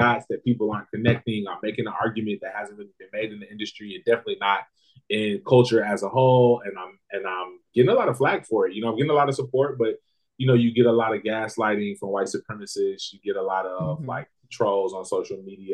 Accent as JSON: {"language": "English", "region": "the South", "country": "United States", "tie": "born or raised there", "also_born_or_lived": "Alabama", "said": "what I grew up eating in the South in America"}